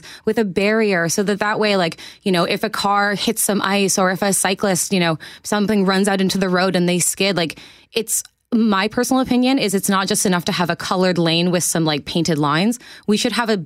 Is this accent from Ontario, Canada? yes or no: no; Winnipeg, Manitoba, Canada; also born or lived in Osborne Village, Winnipeg; I grew up in Riverbend, which is like right by the North Perimeter.